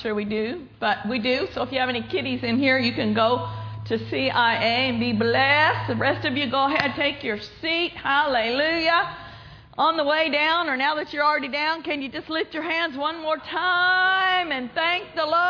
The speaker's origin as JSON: {"language": "English", "town": "Pawnee", "region": "Oklahoma", "country": "United States", "tie": "born or raised there", "moved": "yes", "said": "my hometown, Pawnee, Oklahoma, at my brother's church"}